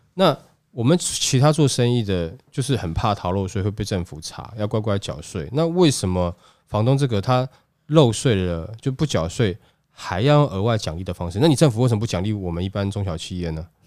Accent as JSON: {"language": "Chinese", "country": "Taiwan", "said": "我们台湾人"}